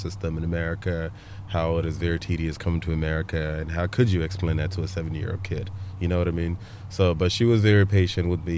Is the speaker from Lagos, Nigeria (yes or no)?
no; Aba, Abia, Nigeria; now in United States; I was born in a city called Aba. Aba is a city township in Abia State in the southeastern